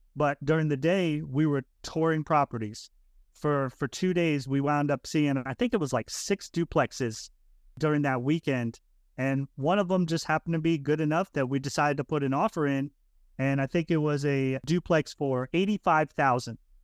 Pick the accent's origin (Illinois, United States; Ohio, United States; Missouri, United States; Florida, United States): Florida, United States; moved away as an adult; I'm originally from Florida